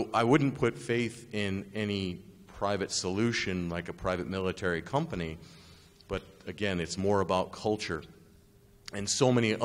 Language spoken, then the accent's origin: English; United States; also born or lived in Japan; I'm an American